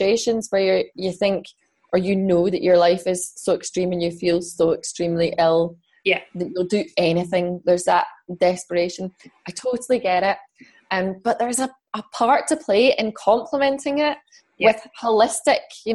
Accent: Scotland, United Kingdom; also born or lived in London / Fife; now in Edinburgh, United Kingdom; I moved away from London. I moved back to Scotland.

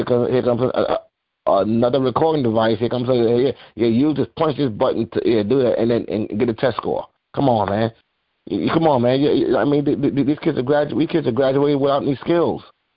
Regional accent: Mount Vernon, New York, United States; I grew up in Mount Vernon, New York, but outside the Bronx

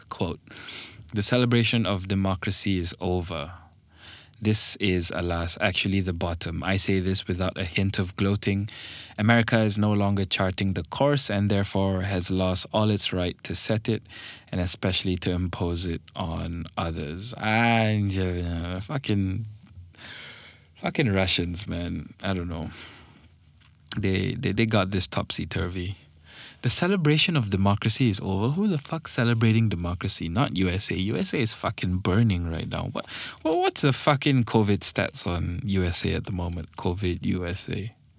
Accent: Malaysia; English is a second language; But actually, I'm from Malaysian, okay? We sound like this over here.

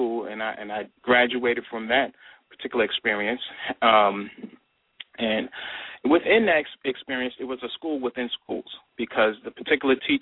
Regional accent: New York, United States; I'm originally from New York

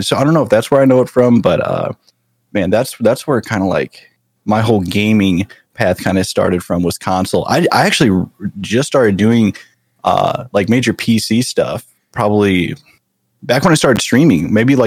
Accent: St. Louis, Missouri, United States; moved away as an adult; also born or lived in San Jose, California; I grew up in good old Missouri. So yeah, I grew up in St. Louis, in like North County of St. Louis

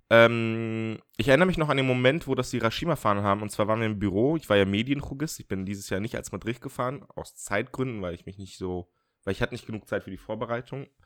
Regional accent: Baden-Württemberg, Germany; in Schwarzwald, in dieses Kaff. Und ich meine, und ich komme aus dem Dorf und ich nenne das Kaff.

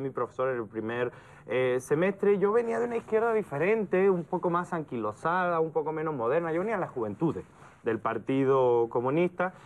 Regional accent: Andalusia, Spain; moved away as an adult; now in Mexico; yo vengo de la parte que creo que es más interesante de España, que es el sur. Yo soy andaluz.

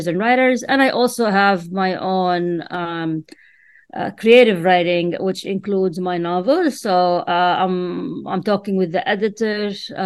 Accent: Amman, Amman Governorate, Jordan; first language Arabic; English is a second language; moved away as an adult; now in Washington, DC, United States; I was born in Amman, Jordan. And sorry, since I was really young, I loved reading. And I used to read and write in my native language, which is Arabic.

